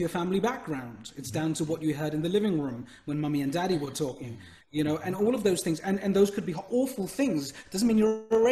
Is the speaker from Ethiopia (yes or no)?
no; United Kingdom; as a British entrepreneur and of Indian heritage